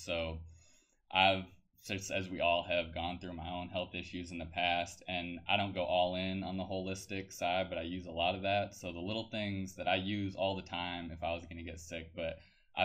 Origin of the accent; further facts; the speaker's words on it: Vermont, United States; moved away; That's where I'm from.